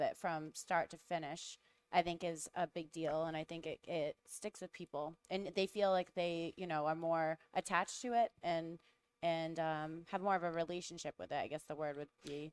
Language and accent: English; Rhode Island, United States; accent: Rhode Island; my Rhode Island accent